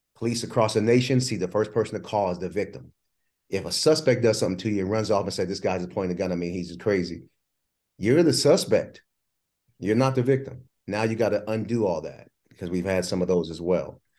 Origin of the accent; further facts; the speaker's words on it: New Jersey, United States; I was born in Jersey